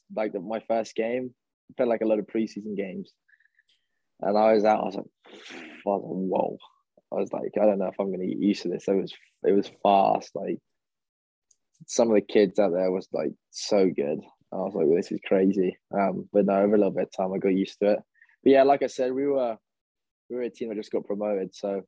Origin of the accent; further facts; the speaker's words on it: England, United Kingdom; but obviously because I was from England